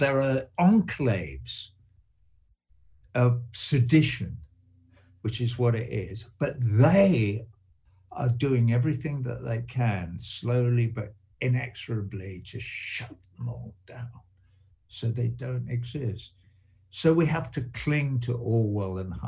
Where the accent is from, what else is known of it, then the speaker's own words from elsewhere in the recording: England, United Kingdom; I grew up in England, you know, in the aftermath of the Second World War